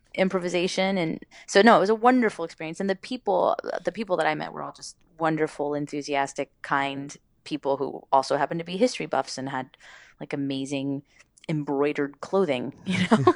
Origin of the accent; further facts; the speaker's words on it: Miami, Florida, United States; moved away; also born or lived in Los Angeles; I grew up in Miami, so it's kind of a Spanglish